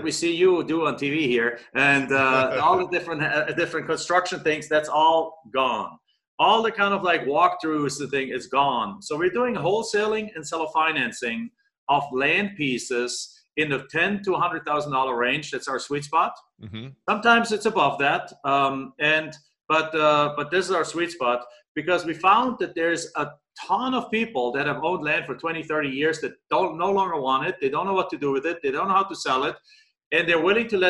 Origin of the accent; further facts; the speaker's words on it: Germany; moved away as an adult; now in Phoenix, United States; I'm in Phoenix, Arizona. I've been there for 22 years, originally from Germany